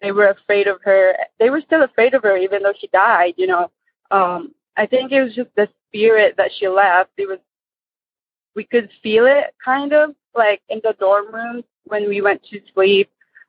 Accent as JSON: {"language": "English", "region": "Michigan", "country": "United States", "also_born_or_lived": "Philippines", "said": "I'm from Michigan."}